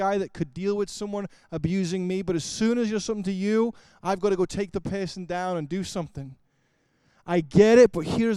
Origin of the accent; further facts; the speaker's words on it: Liverpool, North West England, United Kingdom; moved away; I grew up in Liverpool, England.